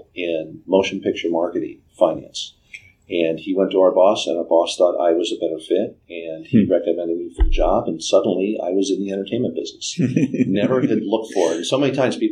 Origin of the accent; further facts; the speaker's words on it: Southern California, United States; also born or lived in United Kingdom; I grew up in Southern California